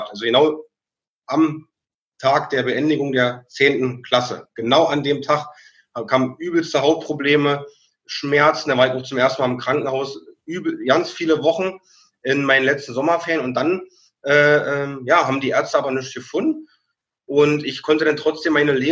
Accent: Brandenburg, Germany; Ich bin aufgewachsen, äh, Rand Berlin, Brandenburg. Ich bin im Dorf aus, aufgewachsen, 2000 Seelendorf.

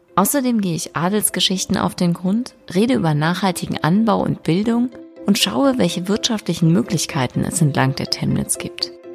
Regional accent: West Germany, Germany; Und ich als Wessi

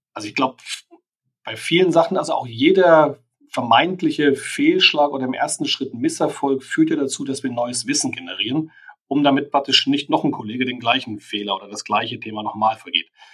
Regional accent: Germany; für uns als Deutsche

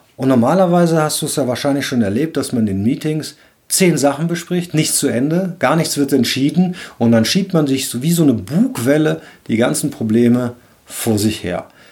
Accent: Cologne, North Rhine-Westphalia, Germany; Ich bin ja Rheinländer, ich komme aus Köln

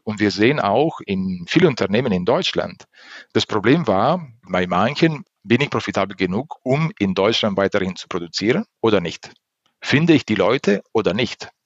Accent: Italy; German is a second language; moved away; Ich bin äh, Italiener

